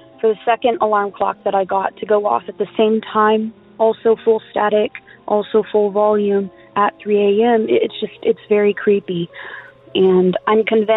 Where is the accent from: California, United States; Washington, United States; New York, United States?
California, United States; I'm from California